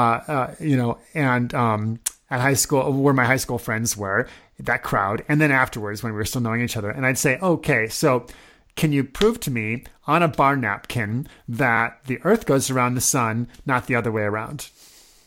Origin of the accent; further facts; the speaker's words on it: Omaha, Nebraska, United States; I grew up in Omaha, Nebraska